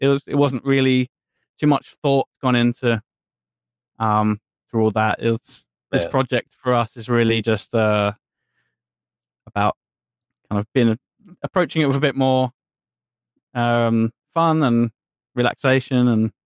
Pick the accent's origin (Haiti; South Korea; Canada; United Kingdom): United Kingdom; England; being English